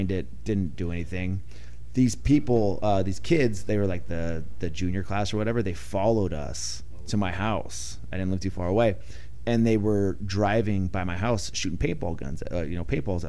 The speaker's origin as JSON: {"language": "English", "town": "Ramona", "region": "California", "country": "United States", "tie": "born or raised there", "said": "Ramona. What? California. It's about 30 minutes east of here"}